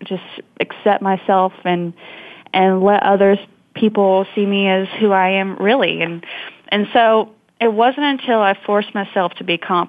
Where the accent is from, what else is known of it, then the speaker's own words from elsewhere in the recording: Montgomery, Alabama, United States; also born or lived in Georgia; I was born in Montgomery, Alabama, and I grew up primarily in Alabama and Georgia